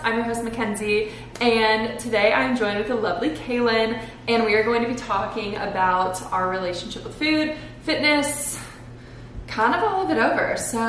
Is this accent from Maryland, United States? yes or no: no; Wellington, Florida, United States; That's the thing about, like, being from here.